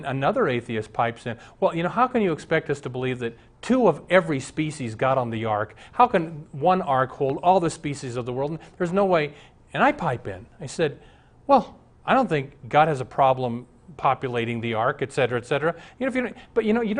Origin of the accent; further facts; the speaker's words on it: Omaha, Nebraska, United States; I grew up in Omaha with a couple atheist buddies